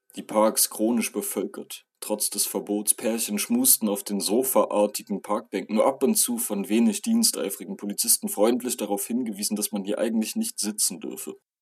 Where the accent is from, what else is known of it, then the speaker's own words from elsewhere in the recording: Germany; als Deutscher